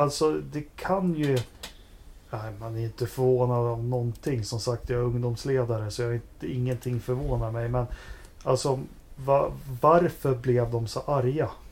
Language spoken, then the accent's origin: Swedish; Västerås, Västmanland, Sweden; här i Västerås där jag bodde